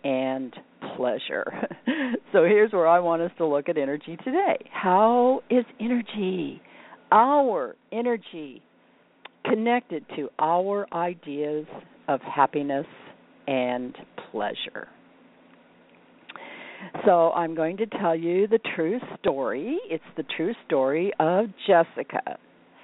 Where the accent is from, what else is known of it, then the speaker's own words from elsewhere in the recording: Midwest, United States; moved away as an adult; now in California, United States; We're all from the Midwest